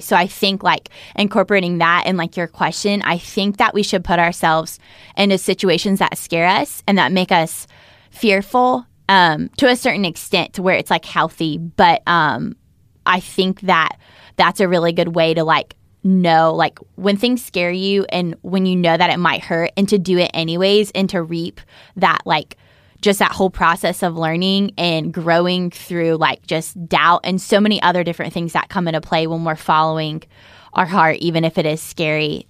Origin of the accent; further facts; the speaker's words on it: North Carolina, United States; I was from North Carolina